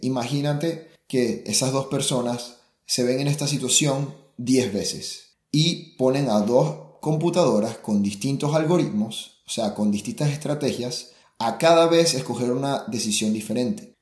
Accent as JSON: {"language": "Spanish", "country": "Venezuela", "moved": "yes", "lives_now": "Germany", "said": "yo soy venezolano"}